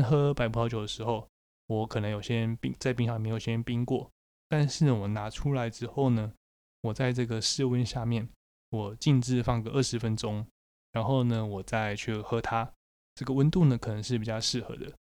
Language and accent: Chinese; Taiwan; 在台湾我们会说这个叫做土芭乐